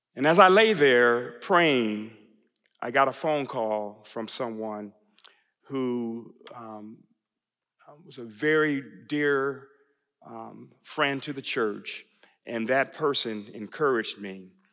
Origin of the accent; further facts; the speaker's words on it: Buffalo, New York, United States; moved away as an adult; also born or lived in Texas; I was just a kid growing up in Buffalo, New York.